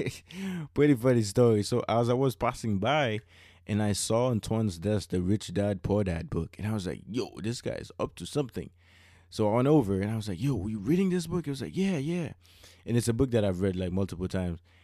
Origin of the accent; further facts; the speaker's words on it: Haiti; English is a second language; So growing up in Haiti, uh, although we speak French, mm-hmm. uh, we mm-hmm. will speak two languages, uh, French and and and, and Creole.